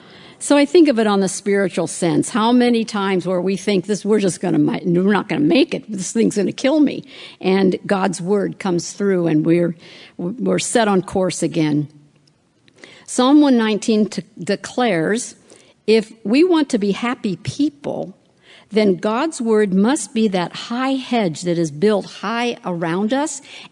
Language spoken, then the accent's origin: English; West Coast, United States; Now, I don't know, I'm from the West Coast. I know you're here in the East Coast